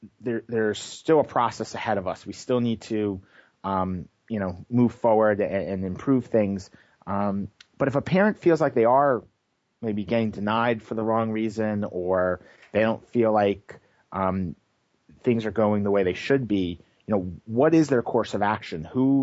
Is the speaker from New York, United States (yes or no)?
yes; New York, United States; moved away; where I grew up in New York